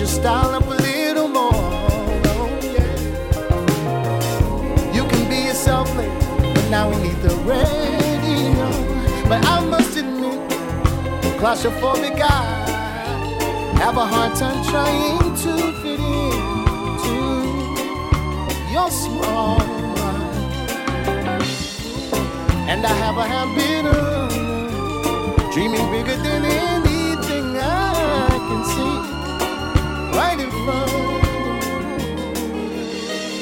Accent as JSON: {"language": "English", "town": "New Orleans", "region": "Louisiana", "country": "United States", "tie": "born or raised there", "also_born_or_lived": "Los Angeles, California", "moved": "as an adult", "said": "I moved back to New Orleans, my hometown"}